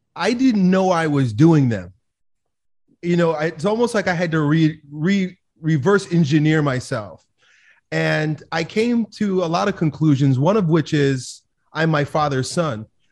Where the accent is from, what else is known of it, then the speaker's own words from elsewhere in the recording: Long Island, New York, United States; I grew up in Long Island, New York